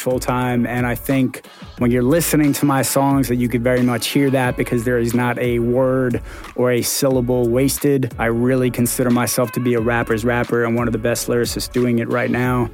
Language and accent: English; Baltimore, Maryland, United States; also born or lived in New York; I am a rapper from Baltimore by way of New York.